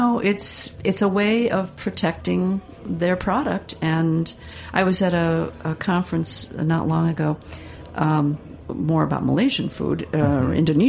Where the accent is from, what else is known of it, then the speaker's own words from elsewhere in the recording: Midwest, United States; moved away; I'm originally from the Midwest